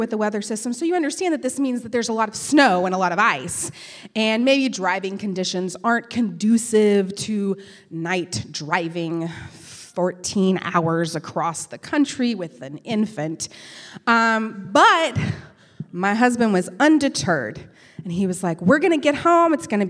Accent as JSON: {"language": "English", "town": "Canyon", "region": "Texas", "country": "United States", "moved": "yes", "lives_now": "Birmingham, United States", "said": "Canyon, Texas, which is where I'm from"}